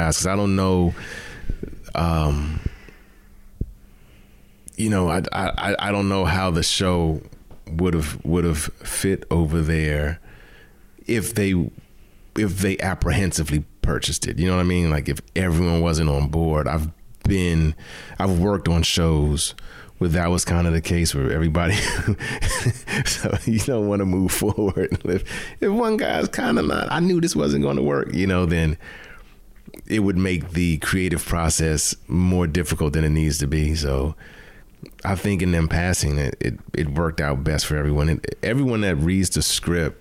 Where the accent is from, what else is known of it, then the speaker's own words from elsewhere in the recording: Prince George's County, Maryland, United States; also born or lived in Bahamas; I was born in the Bahamas, but I was raised in Prince George's County, Maryland